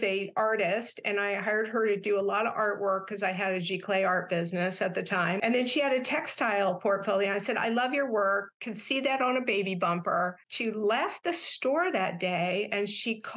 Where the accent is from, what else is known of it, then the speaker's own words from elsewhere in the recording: Kansas City, Missouri, United States; I grew up in Kansas City, Missouri